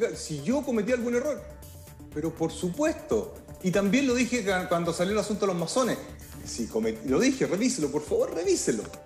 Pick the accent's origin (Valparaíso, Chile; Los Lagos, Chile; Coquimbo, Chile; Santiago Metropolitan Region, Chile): Santiago Metropolitan Region, Chile; Santiago; Yo cuando era niño en el Instituto Nacional